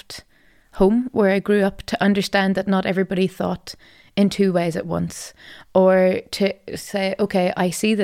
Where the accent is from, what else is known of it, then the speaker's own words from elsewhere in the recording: Madden, Northern Ireland, United Kingdom; moved away as an adult; It's my home. It's where I grew up.